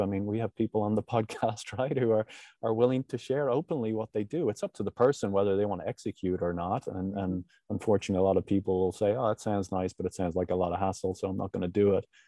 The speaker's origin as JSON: {"language": "English", "country": "Ireland", "tie": "born or raised there", "moved": "yes", "said": "When I grew up in Ireland"}